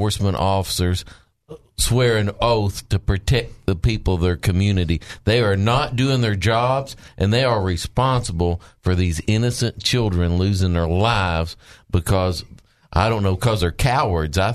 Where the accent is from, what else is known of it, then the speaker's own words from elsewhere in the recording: Mountain View, Arkansas, United States; where I was raised in Mountain View, Arkansas